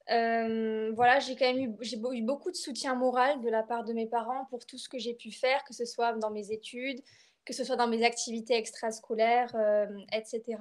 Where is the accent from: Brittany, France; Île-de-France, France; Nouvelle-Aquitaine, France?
Nouvelle-Aquitaine, France; Bordeaux; moved away as an adult; now in Limoges, France; Euh, voilà, je suis française, je suis bordelaise plus précisément. Et actuellement, je, je fais mes études sur Limoges.